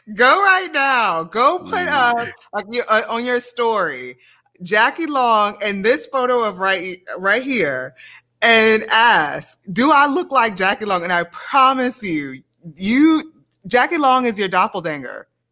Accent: Baton Rouge, Louisiana, United States; moved away as an adult; also born or lived in New Orleans; now in Indiana, United States; growing up in Louisiana, I think about my family

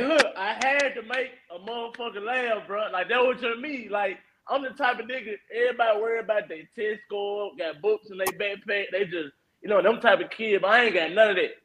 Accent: Memphis, Tennessee, United States; I'm like from East Memphis

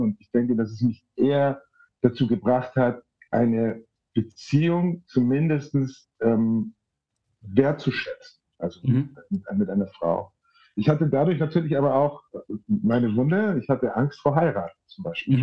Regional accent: Munich, Bavaria, Germany; in München, wo ich aufgewachsen bin

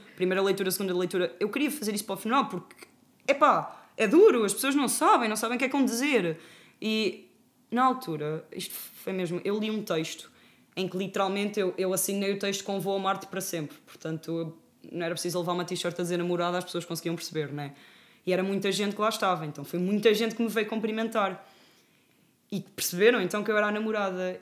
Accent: Fátima, Centro, Portugal; até sou de Fátima, que é uma terra muito pequena e toda a gente se conhece

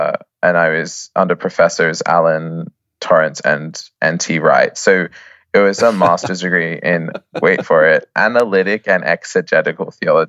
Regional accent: Australia; now in Oxford, United Kingdom; Well, I'm an Australian.

